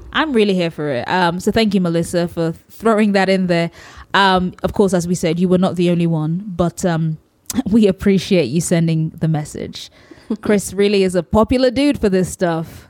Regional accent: Nigeria; as a Nigerian

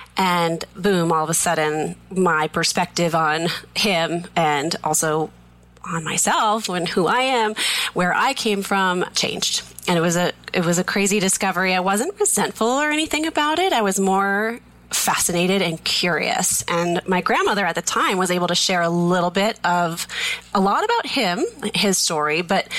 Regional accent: Plainville, Massachusetts, United States; We grew up in Massachusetts in a little tiny town called Plainville, just as big and as exciting as it sounds.

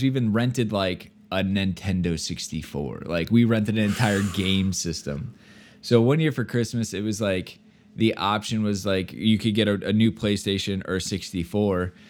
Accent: Iowa, United States; I'm from Iowa, so we don't have pro sports teams

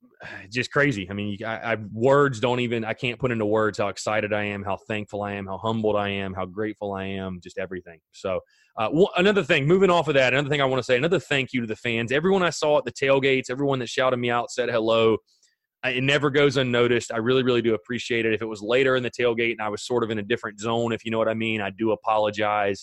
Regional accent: North Augusta, South Carolina, United States; born or raised there; moved away

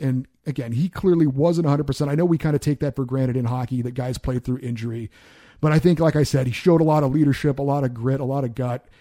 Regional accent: Central California, United States; also born or lived in Hawaii; I grew up, I was born in Hawaii. I grew up in Central California.

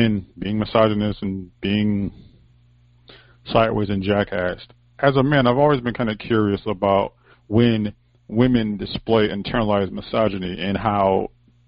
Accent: United States; as an American

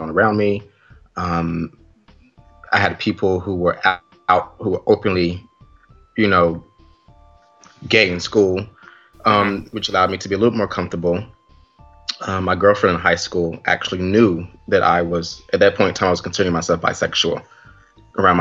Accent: North Carolina, United States; moved away as an adult; now in New York, United States; Originally from North Carolina

